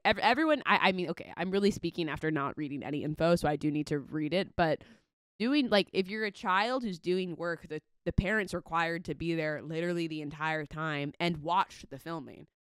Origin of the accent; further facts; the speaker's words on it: Southern California, United States; I'm from Southern California